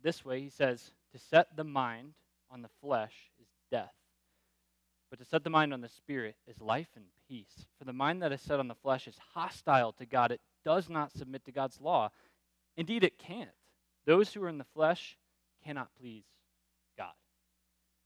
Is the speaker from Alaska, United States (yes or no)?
no; Florida, United States; I grew up in Florida.